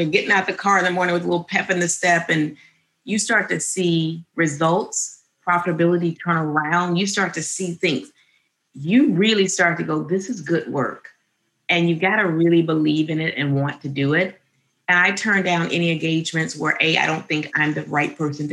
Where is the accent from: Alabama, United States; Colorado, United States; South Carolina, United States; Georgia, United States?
Alabama, United States; Birmingham; We grew up in Alabama, Birmingham, Alabama